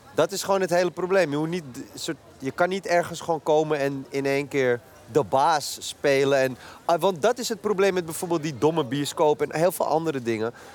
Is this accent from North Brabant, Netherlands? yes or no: no; Amsterdam, North Holland, Netherlands; ik uit Noord kom en daar gewoon op de basis... gewoon de middelbare school op gezeten